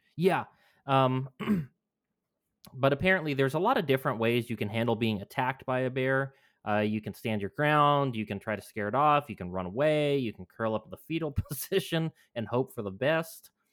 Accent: New Mexico, United States; moved away; my home state

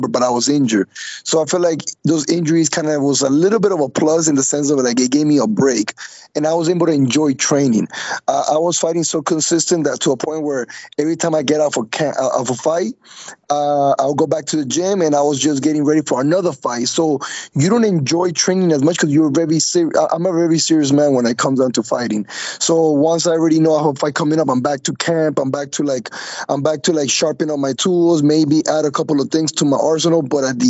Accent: Colombia; now in Miami, United States; when I got here to the United States, because I was raised in Colombia

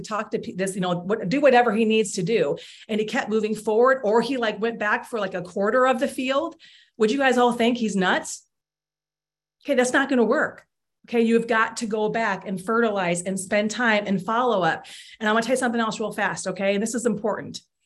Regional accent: Iowa, United States; I grew up in Iowa

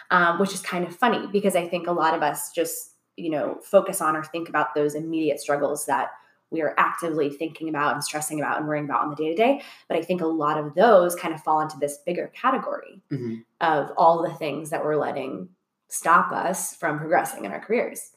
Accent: Orlando, Florida, United States; moved away as an adult; also born or lived in Los Angeles; now in Atlanta, United States; I'm from Orlando, oh, but oh, yeah, yeah. I worked in LA a lot as a kid, and even Orlando. Like I love Orlando, and that was my home for my whole life

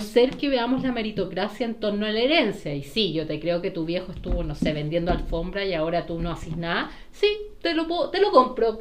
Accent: Chile

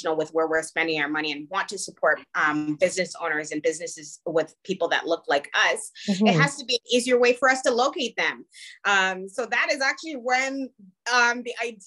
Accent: Toronto, Ontario, Canada; I grew up in the Jane and Finch area.

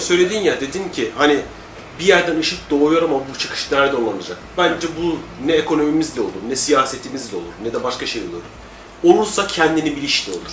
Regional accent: Anatolia, Turkey; Önce, önce insanım, sonra Anadolu'luyum, sonra Türk'üm.

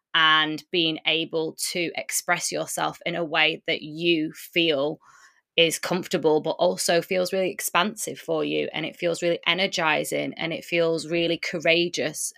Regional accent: United Kingdom; also born or lived in Lisbon; My mum and my dad born in Poland, but I was born in the U K, which is where I currently am

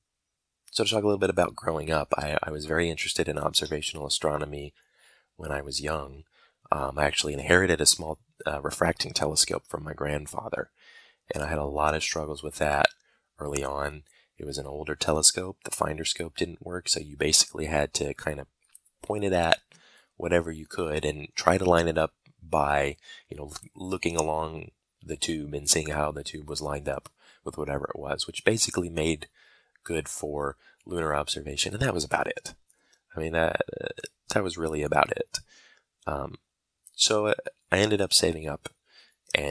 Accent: Michigan, United States; moved away as an adult; also born or lived in Alabama; I was born and raised in Michigan, and I actually went to college in Alabama

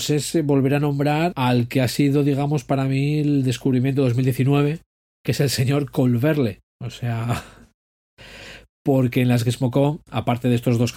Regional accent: Asturias, Spain; soy español. ¿Qué quieres? y asturiano

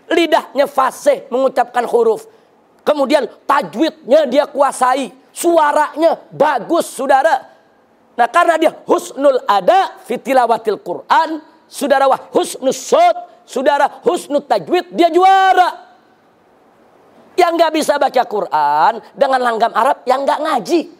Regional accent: Jakarta, Indonesia; Jujur, kita ini orang Jakarta khususnya.

